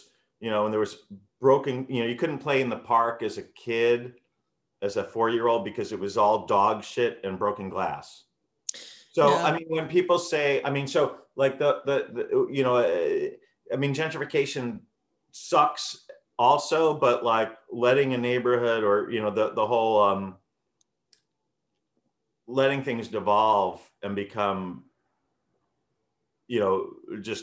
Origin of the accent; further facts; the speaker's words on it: New York City, New York, United States; I grew up in the Bronx, and you know, from when I was born in 1968